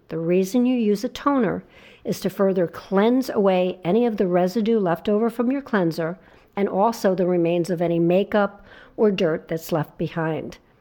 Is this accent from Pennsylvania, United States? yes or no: no; New Jersey shore, United States; I grew up on the New Jersey shore